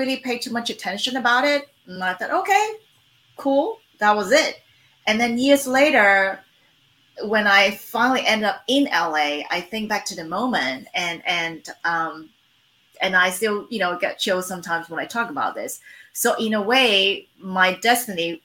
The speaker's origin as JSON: {"language": "English", "country": "Hong Kong", "tie": "born or raised there", "moved": "yes", "lives_now": "Los Angeles, United States", "said": "I am based in Los Angeles right now. I was born and raised in Hong Kong before I moved to the States in 1991."}